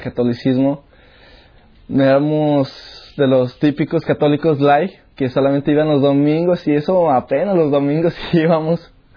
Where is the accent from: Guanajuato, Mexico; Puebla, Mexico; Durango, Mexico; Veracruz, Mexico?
Guanajuato, Mexico; León; moved away; Soy de México, de León, Guanajuato.